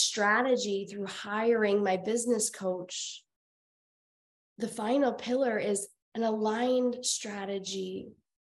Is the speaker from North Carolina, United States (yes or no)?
no; Iowa, United States; moved away; also born or lived in Colorado; I was born and raised in Iowa.